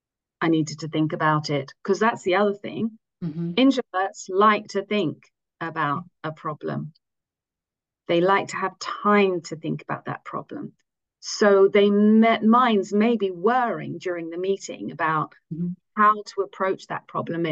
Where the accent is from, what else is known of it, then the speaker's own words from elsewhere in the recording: England, United Kingdom; first language English; moved away as an adult; also born or lived in United States / France; now in Zurich, Switzerland; I am English